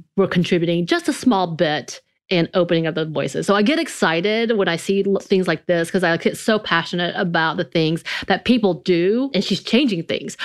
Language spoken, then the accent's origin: English; the South, United States; growing up in the South, uh, in a very country and rural area